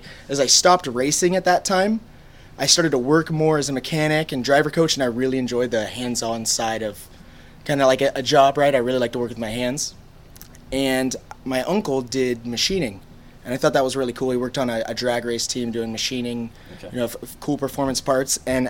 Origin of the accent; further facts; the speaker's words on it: Northern California, United States; also born or lived in Indianapolis; I grew up in Northern California. I live now about 30 minutes from Sonoma Kart Track